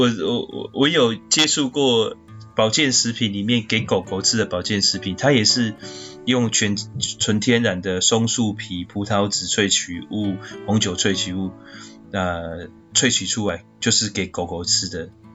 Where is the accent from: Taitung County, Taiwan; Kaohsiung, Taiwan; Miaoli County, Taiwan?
Kaohsiung, Taiwan; also born or lived in Gangshan, Kaohsiung; 我从小在眷村长大